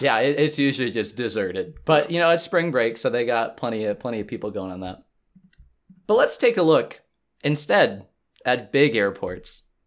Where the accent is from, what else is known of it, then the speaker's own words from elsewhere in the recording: Green Bay, Wisconsin, United States; now in Madison, United States; my hometown of Green Bay